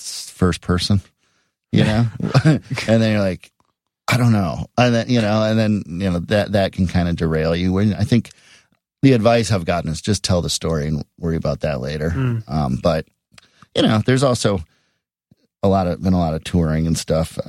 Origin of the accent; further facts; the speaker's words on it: Edina, Minnesota, United States; also born or lived in Shaker Heights, Ohio / Boston; Edina, Minnesota, which is my hometown